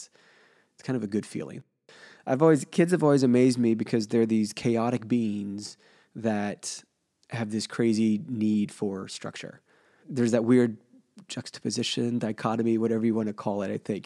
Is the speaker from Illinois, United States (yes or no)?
no; Cincinnati, Ohio, United States; growing up in Cincinnati, at my grandparents' house